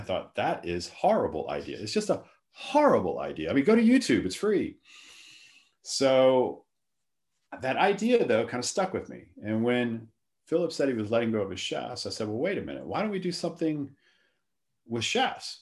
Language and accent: English; Lafayette, Louisiana, United States; moved away as an adult; also born or lived in Atlanta, Georgia / New Orleans / London; I'm originally from South Louisiana, Lafayette